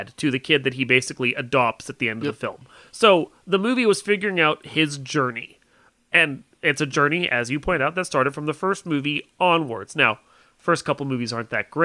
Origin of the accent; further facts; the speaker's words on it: the South, United States; I'm from the South